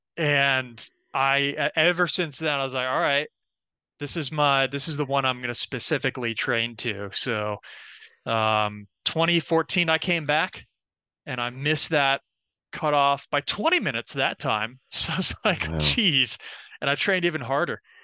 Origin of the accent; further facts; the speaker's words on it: Orlando, Florida, United States; I'm from Orlando, Florida, born and raised